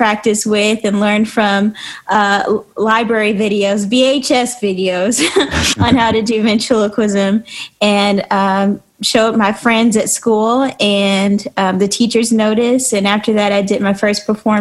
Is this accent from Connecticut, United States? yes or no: no; Cincinnati, Ohio, United States; now in Nashville, United States; I'm from Cincinnati, Ohio.